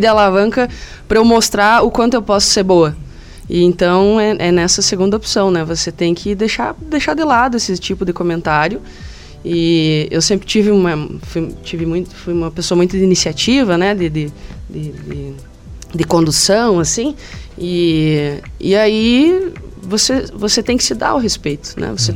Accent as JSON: {"language": "Portuguese", "town": "Anita Garibaldi", "region": "Santa Catarina", "country": "Brazil", "tie": "born or raised there", "said": "eu sou natural de Anitta Garibaldi. Fica aqui, né, a, 110 quilômetros aqui, em direção aqui a, ao, ao meio-oeste. É, é Planalto Serrano ainda"}